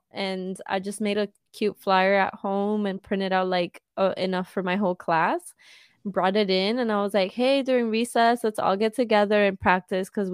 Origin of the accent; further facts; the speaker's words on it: Caguas, Puerto Rico; I am a 23-year-old Sag from Caguas, Puerto Rico